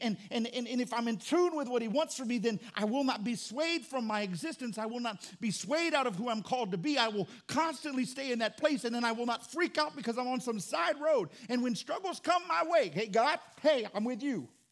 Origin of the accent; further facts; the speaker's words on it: Fort Walton Beach, Florida, United States; moved away; also born or lived in New Orleans; I grew up in Florida. I grew up in Fort Walton Beach, Destin area